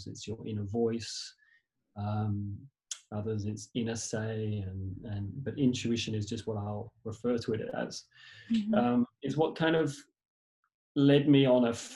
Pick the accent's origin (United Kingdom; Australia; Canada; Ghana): United Kingdom; England; moved away; originally I was born in England